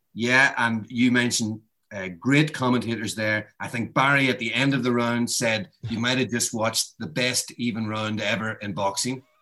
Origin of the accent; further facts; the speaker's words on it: Ireland; I'm Irish